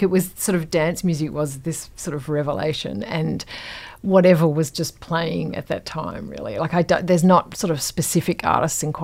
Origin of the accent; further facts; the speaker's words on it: Perth, Western Australia, Australia; moved away; also born or lived in England; when I was growing up in Perth, which is like incredibly hot